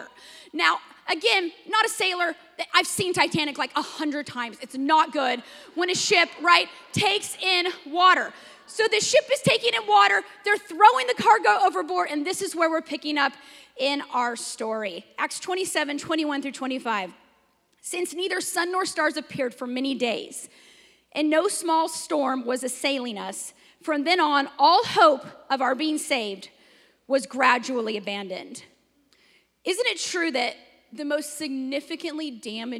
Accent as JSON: {"language": "English", "region": "Washington", "country": "United States", "moved": "yes", "lives_now": "Texas, United States", "said": "I'm from Washington, and in Washington, we have no severe weather"}